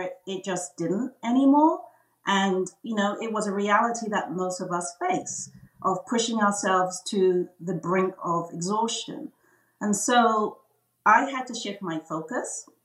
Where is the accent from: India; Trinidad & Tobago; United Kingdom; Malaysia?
United Kingdom; England; moved away as an adult; now in United States; I was born and bred in England